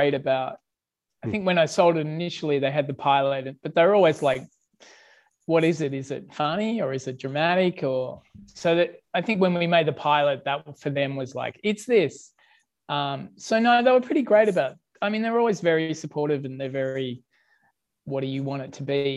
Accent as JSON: {"language": "English", "country": "Australia", "said": "I'm Australian"}